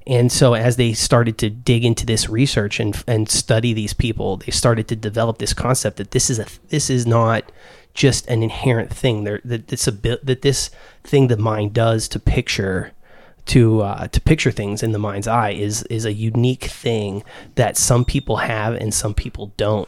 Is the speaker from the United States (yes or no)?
no; Ireland; I'm Irish.